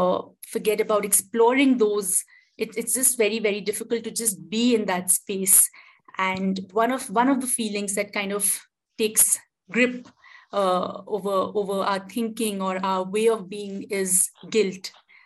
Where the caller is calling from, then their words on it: India; I'm joining in from India.